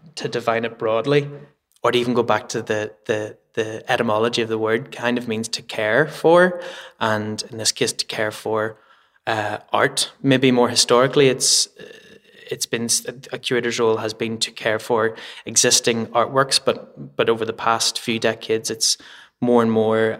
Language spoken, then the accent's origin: English; Belfast, Northern Ireland, United Kingdom; also born or lived in Edinburgh; now in Belfast, United Kingdom; I'm like born and bred in Belfast